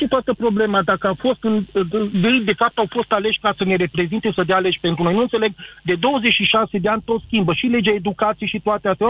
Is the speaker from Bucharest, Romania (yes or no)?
no; Arad, Arad County, Romania; sunt din Arad